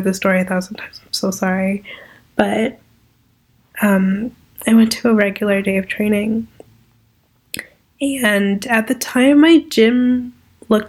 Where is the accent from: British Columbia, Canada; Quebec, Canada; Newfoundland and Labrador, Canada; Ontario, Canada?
Ontario, Canada; Toronto; I'm an entrepreneur from Toronto, Ontario.